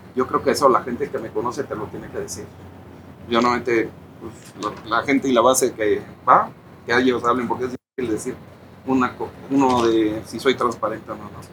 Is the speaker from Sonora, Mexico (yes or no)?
no; Cuernavaca, Morelos, Mexico; familia de arraigo aquí, aquí nací en Cuernavaca